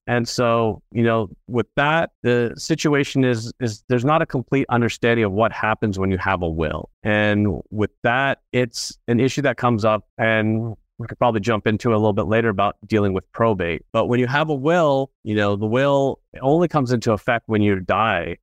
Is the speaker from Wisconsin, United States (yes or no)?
no; Orange County, California, United States; also born or lived in Los Angeles, California; I grew up in Orange County, California